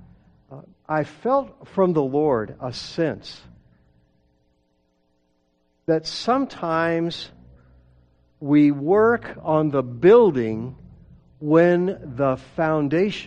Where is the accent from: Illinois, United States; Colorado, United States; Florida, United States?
Colorado, United States; Denver; I grew up in Denver